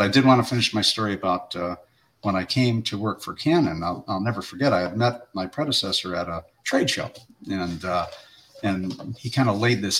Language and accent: English; Chicago, Illinois, United States; also born or lived in Chesapeake, Virginia; now in Hampton Roads, United States; I'm a Chicagoan born and raised